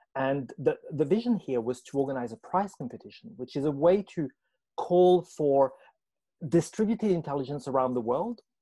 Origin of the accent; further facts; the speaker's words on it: France; moved away as an adult; now in Australia; I was born in France, fascinated with language, writing, and understanding power from a very young age, went on to study France, worked at university